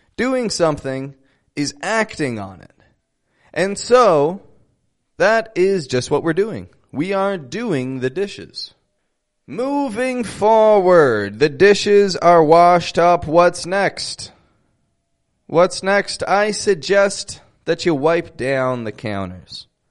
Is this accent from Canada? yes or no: yes; Toronto, Ontario, Canada; now in Mexico; I'm from Toronto, Canada. Living in Mexico at the moment.